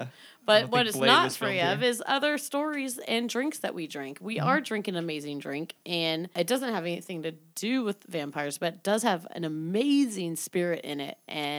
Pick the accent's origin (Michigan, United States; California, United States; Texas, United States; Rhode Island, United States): California, United States; Santa Cruz; moved away; also born or lived in Baltimore; I was like, "I'm from Santa Cruz."